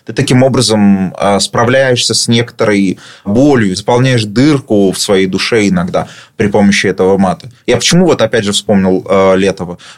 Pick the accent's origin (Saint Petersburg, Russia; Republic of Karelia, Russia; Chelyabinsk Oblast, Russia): Saint Petersburg, Russia; Я вырос в Петербурге на таких же окраинных районах и прекрасно понимаю.